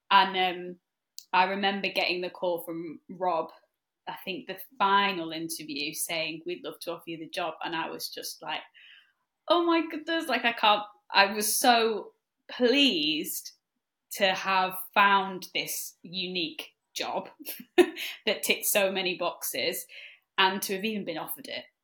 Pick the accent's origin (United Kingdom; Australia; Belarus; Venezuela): United Kingdom; North West England; I'm one of the senior support coaches at Trinity. I'm also a stress resilience coach too with Trinity and I am from the Lake District. But I've lived kind of all over, but I'm from the Lake District